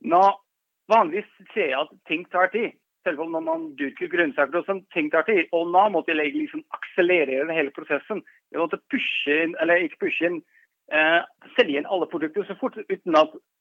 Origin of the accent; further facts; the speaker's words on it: Netherlands; Norwegian is a second language; moved away as an adult; now in Norway; Jeg er jo opprinnelig fra Nederland